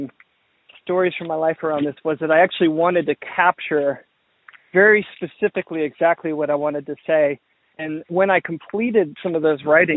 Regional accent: Georgia, United States; I grew up in the South, in the Southeast, in Georgia.

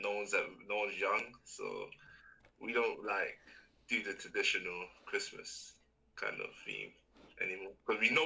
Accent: London, United Kingdom; I'm from London

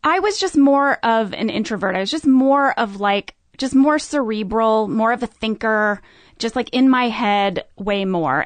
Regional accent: St. Louis, Missouri, United States; I grew up in Saint Louis, Missouri.

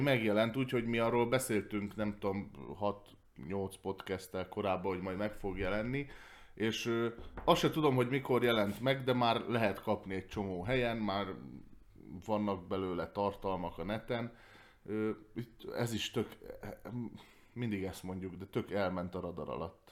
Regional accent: Hungary; magyar ember vagyok

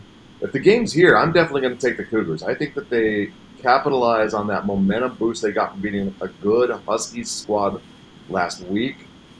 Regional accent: Colorado, United States; moved away; growing up in Colorado

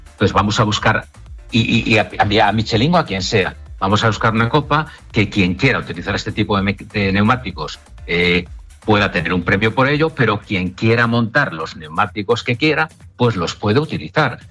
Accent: Asturias, Spain; moved away; also born or lived in Vigo, Galicia; Porque aunque yo soy asturiano, pero mi vida empresarial la desarrollé en Vigo, en Galicia.

